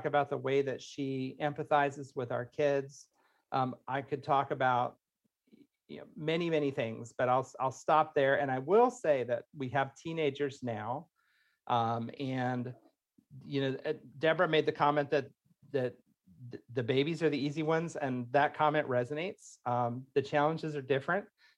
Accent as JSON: {"language": "English", "region": "Indiana", "country": "United States", "also_born_or_lived": "Florida", "moved": "as an adult", "said": "I'm from Indiana, so it's like we moved all over"}